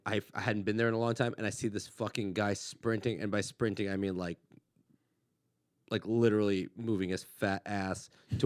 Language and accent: English; Woodland Hills, California, United States; I grew up like in Woodland Hills and the poorest part of Woodland Hills where it's almost Canoga Park.